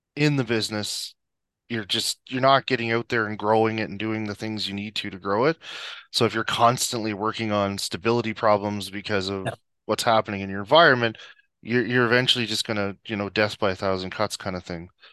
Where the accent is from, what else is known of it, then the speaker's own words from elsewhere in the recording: Prince Edward Island, Canada; moved away as an adult; now in Calgary, Canada; so I'm originally from Prince Edward Island. I moved out here in 2005